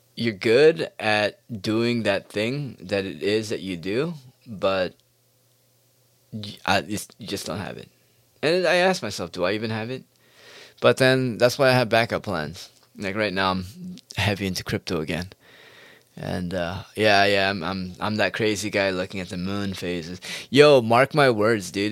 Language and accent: English; United States; I was born in America